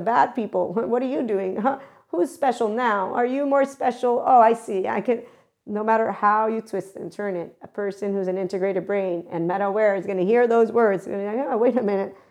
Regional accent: United States

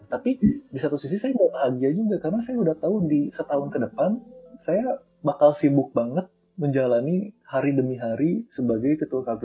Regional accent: Tasikmalaya, West Java, Indonesia; saya ini uh, berasal dari Tasikmalaya suatu daerah lah kemarin kamu banyak Tasikmalaya di mana

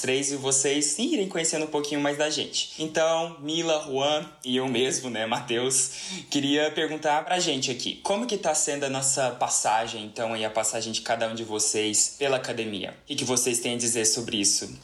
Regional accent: Uberlândia, Minas Gerais, Brazil; eu sou uberlandense, eu sou o único uberlandense legítimo desse trio aqui

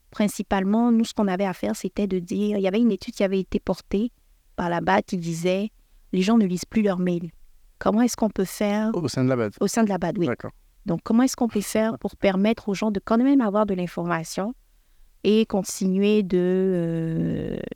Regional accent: Canada; j'ai été pris comme expatriée parce que je suis canadienne.

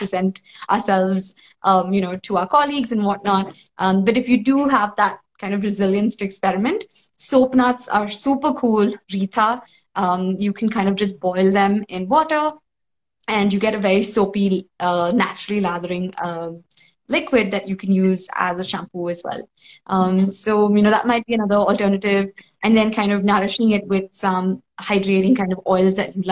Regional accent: South India, India; I'm South Indian, so, you know, stainless steel is like part of every household

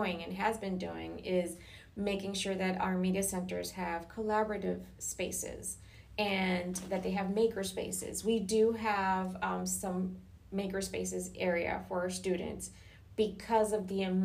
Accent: Puerto Rico; now in Florida, United States; I grew up in Puerto Rico

